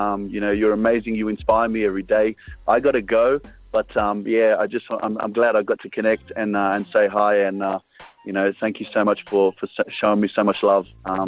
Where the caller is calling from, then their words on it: Kunming, Yunnan, China; I'm calling from Kunming in China.